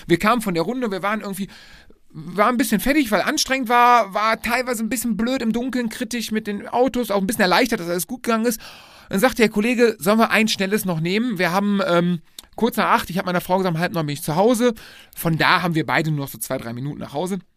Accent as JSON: {"language": "German", "town": "Lohmar", "region": "North Rhine-Westphalia", "country": "Germany", "tie": "born or raised there", "said": "sind dann nach Loma zurückgekommen, äh, mein Heimatdorf"}